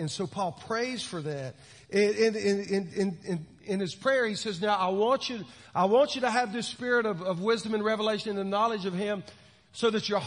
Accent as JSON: {"language": "English", "town": "Williston", "region": "Florida", "country": "United States", "tie": "born or raised there", "said": "I grew up in Williston, Florida"}